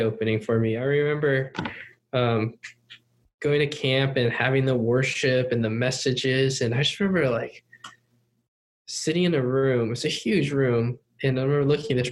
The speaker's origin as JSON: {"language": "English", "town": "Cupertino", "region": "California", "country": "United States", "tie": "born or raised there", "also_born_or_lived": "Upland, California / Taiwan / Hong Kong / China", "second_language": "English", "said": "we moved to California to, I think, Cupertino, California, which is the home of Apple and all that stuff. And moved there in 1995 or 96"}